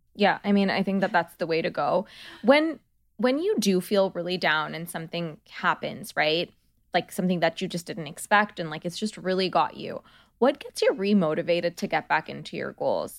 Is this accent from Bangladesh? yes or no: yes; Bangladesh; now in United States; I come from Bangladesh